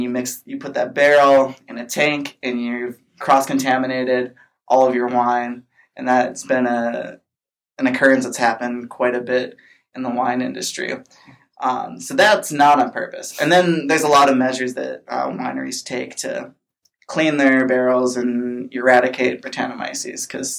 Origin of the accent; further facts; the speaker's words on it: Minnesota, United States; now in California, United States; I'm from Minnesota